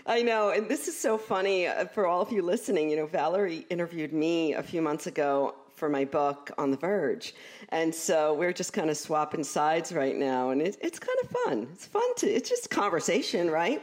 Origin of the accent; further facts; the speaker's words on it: New York City, New York, United States; accent: Brooklyn; I'm from Brooklyn, you know, so I f, I find sometimes my Brooklyn accent, it comes through